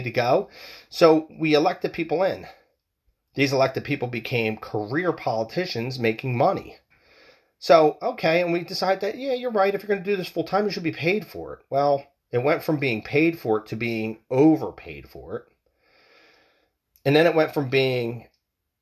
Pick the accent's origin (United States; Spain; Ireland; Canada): United States; We are American people